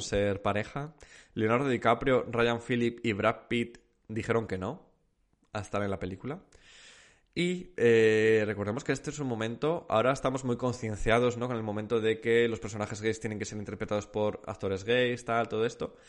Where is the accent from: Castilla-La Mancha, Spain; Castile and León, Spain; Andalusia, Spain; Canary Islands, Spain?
Castile and León, Spain; Zamora; moved away as an adult; also born or lived in Salamanca; Salí de Zamora